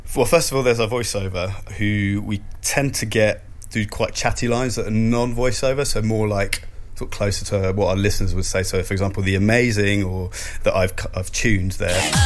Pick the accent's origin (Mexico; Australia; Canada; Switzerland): Switzerland; now in United Kingdom; I grew up in Switzerland